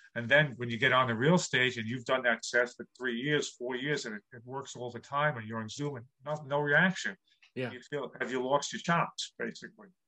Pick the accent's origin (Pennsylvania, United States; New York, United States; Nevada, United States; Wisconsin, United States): New York, United States; New York City; I grew up in New York City